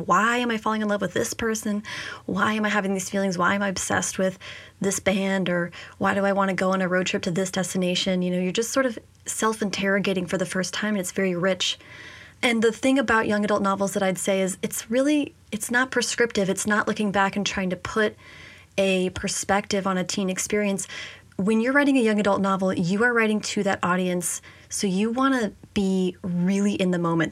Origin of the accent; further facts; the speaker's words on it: San Jose, California, United States; moved away as an adult; also born or lived in Washington, D.C.; I grew up in San Jose. That's where I spent all my high school years